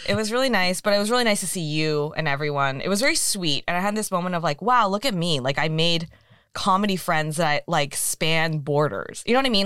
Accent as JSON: {"language": "English", "area": "San Francisco Bay Area", "region": "California", "country": "United States", "also_born_or_lived": "Walnut Creek, California", "moved": "yes", "said": "I was back in the Bay because I'm from there"}